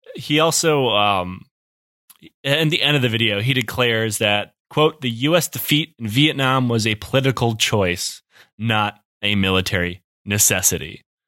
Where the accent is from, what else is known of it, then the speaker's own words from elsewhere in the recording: Detroit, Michigan, United States; I'm from Detroit